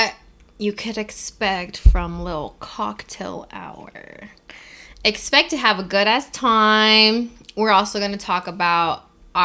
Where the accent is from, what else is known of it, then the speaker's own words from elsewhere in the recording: Los Angeles, California, United States; I grew up